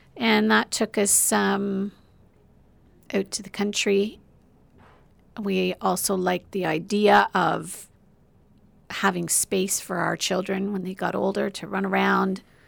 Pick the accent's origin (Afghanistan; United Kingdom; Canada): Canada; Oshawa, Ontario; born or raised there; moved away as an adult; also born or lived in Whitby